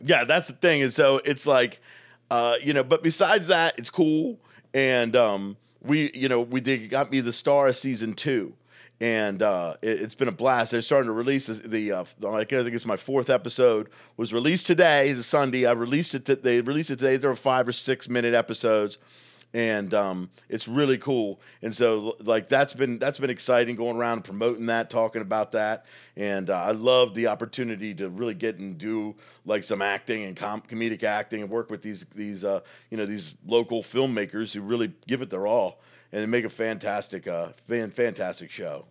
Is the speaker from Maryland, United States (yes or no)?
yes; Baltimore, Maryland, United States; moved away as an adult; also born or lived in New York; now in Indianapolis, United States; when I grew up in Baltimore